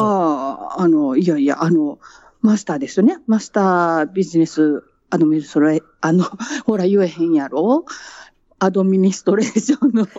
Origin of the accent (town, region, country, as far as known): Japan; born or raised there; moved away as an adult; now in London, United Kingdom